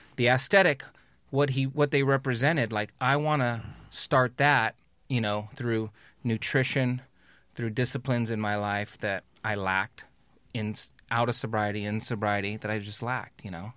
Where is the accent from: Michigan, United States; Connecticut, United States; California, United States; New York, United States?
California, United States; Carson; I was born in Carson